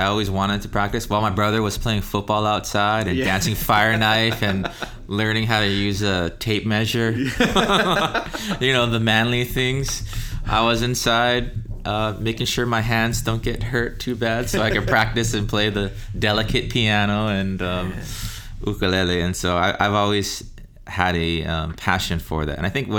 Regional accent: Texas, United States; also born or lived in Utah; I actually grew up in the mainland.

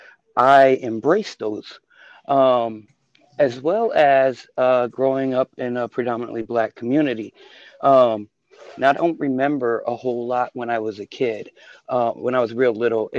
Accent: Buffalo, New York, United States; moved away as an adult; also born or lived in the South (US); now in Southern United States; I was born in Buffalo, New York, in a time, I guess, where it was called white flight was taking place, where my dad bought a house in a mixed community

